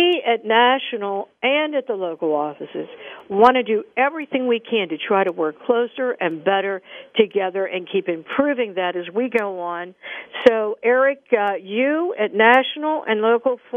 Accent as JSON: {"language": "English", "town": "Pittsburgh", "region": "Pennsylvania", "country": "United States", "tie": "born or raised there", "said": "Pittsburgh, Pennsylvania, my hometown"}